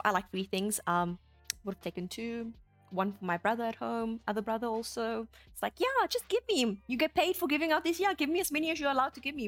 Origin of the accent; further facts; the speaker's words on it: South Africa; as South Africans